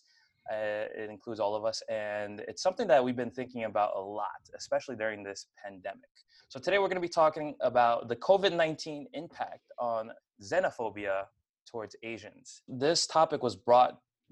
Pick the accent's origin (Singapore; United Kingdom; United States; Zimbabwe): United States; New York; I was born and raised in New York